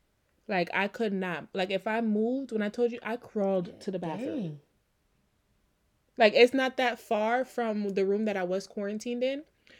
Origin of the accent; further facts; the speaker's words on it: U.S. Virgin Islands; Y'all, listen, growing up in the Virgin Islands, baby powder was a thing.